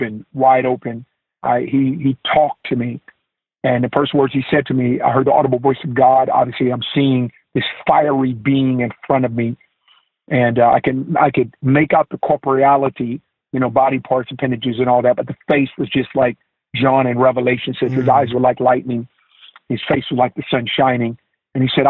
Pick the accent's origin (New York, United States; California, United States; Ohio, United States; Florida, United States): California, United States; Oakland; also born or lived in Stockton, California; in the Bay Area, growing up in Oakland